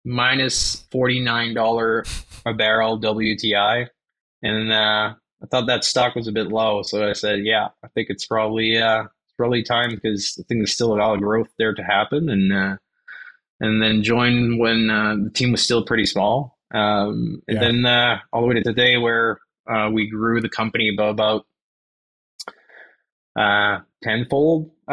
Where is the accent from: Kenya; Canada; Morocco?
Canada; Quebec City, Quebec; moved away as an adult; also born or lived in Cold Lake, Alberta / Edmonton; now in Alberta, Canada; I'm originally from Quebec City, and so we ended up in Cold Lake here